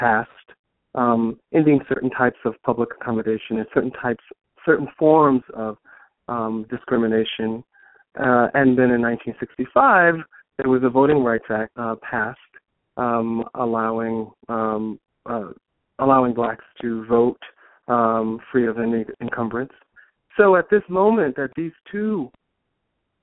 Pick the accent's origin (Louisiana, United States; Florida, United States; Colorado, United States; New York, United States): New York, United States; New York City; I was born and raised in Brooklyn, New York, Crown Heights